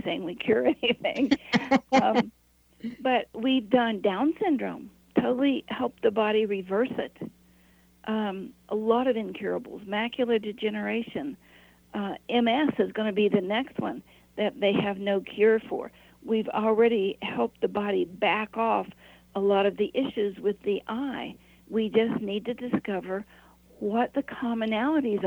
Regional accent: Appalachia, United States; I was raised in Appalachia

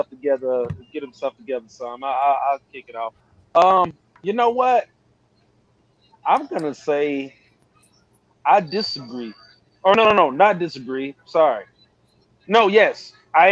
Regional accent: Georgia, United States; I'm from Georgia, so you know we got sweet tea down here and lemonade.

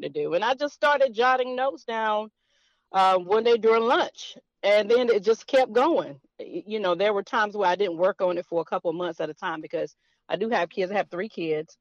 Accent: Fayetteville, North Carolina, United States; I'm from Fayetteville, North Carolina

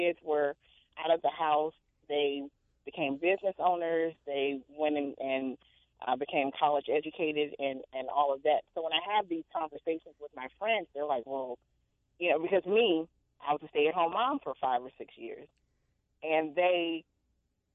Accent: the South, United States; I was raised in the South

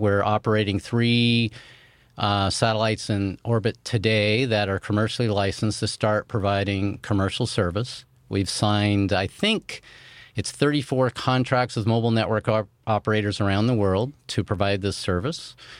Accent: Chico, California, United States; My hometown where I grew up in Chico, California

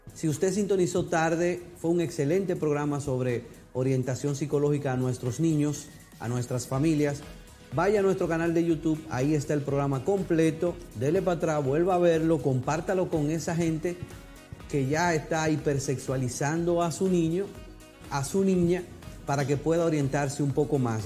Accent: Dominican Republic; somos como dominicanos

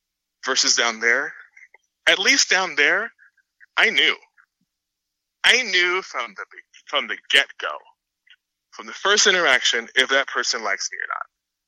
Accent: Miami, Florida, United States; because I'm originally from Florida, in Miami, Florida, moved a lot across the state. So it's geographically diverse. I'm from the South.

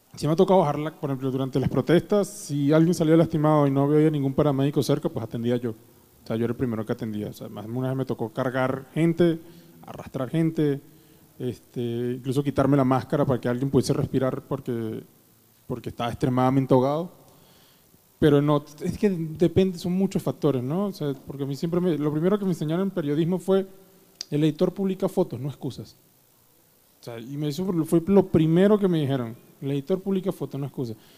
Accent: Caracas, Capital District, Venezuela; moved away as an adult; now in Mexico City, Mexico; yo crecí toda mi vida en Caracas

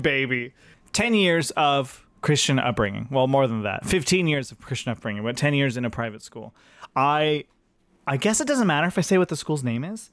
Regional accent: Fresno, California, United States; I grew up in Fresno, California

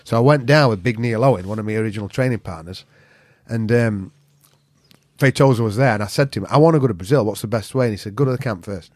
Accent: Yorkshire and the Humber, United Kingdom; I'm a Yorkshireman

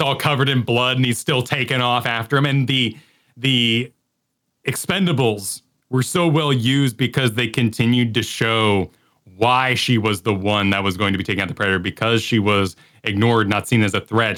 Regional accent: New Mexico, United States; growing up in New Mexico

